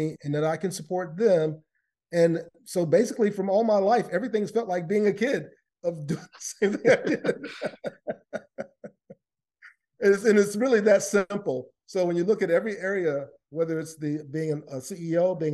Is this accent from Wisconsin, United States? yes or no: no; Lakeland, Florida, United States; I grew up in Lakeland, Florida, which is in the east coast of the United States